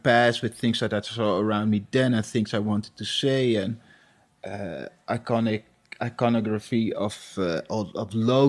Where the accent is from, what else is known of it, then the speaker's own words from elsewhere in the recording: Amsterdam, North Holland, Netherlands; also born or lived in Suriname; I grew up here in Amsterdam. I've been living here since 1975